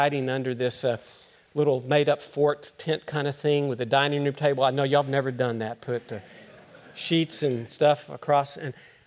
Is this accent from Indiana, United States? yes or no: no; Austin, Texas, United States; I'm from Austin